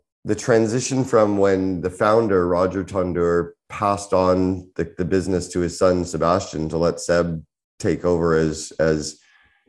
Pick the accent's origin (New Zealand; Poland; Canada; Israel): Canada; I'm Canadian